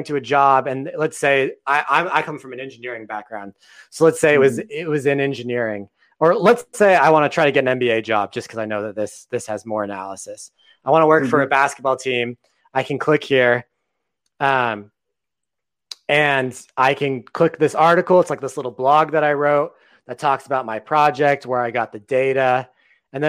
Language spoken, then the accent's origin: English; Texas, United States; another Texan like me